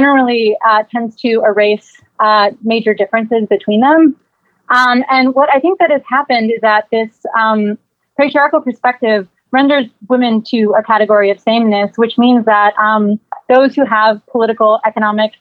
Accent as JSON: {"language": "English", "town": "Miami", "region": "Florida", "country": "United States", "tie": "born or raised there", "said": "growing up in Miami"}